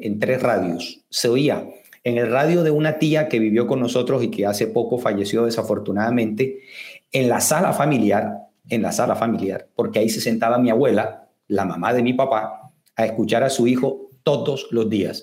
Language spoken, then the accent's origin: Spanish; Barranquilla, Atlántico, Colombia; moved away as an adult; now in Guatemala; somos colombianos de, una zona eh, muy importante del Caribe colombiano, que es la ciudad de Barranquilla